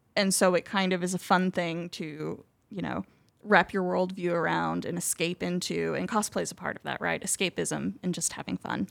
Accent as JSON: {"language": "English", "town": "Marion", "region": "Illinois", "country": "United States", "tie": "born or raised there", "said": "Here in Marion"}